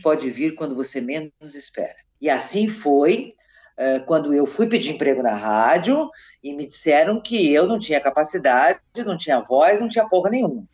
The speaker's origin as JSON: {"language": "Portuguese", "town": "Capinzal", "region": "Santa Catarina", "country": "Brazil", "tie": "born or raised there", "also_born_or_lived": "Curitibanos, Santa Catarina / Campina do Cerro, Santa Catarina", "said": "Curitibanos foi onde eu morei muitos anos, Capinzal, a cidade onde eu nasci"}